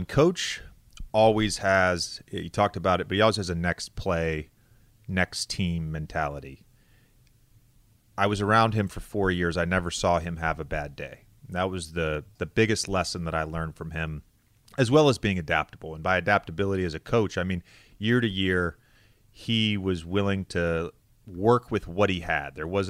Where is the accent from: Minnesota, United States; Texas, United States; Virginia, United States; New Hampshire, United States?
Virginia, United States; Roanoke; And Roanoke's in this weird place. We're 3.5 hours from Charlotte. We're 4 hours from Washington, D.C. So there wasn't a hometown team that I could root for.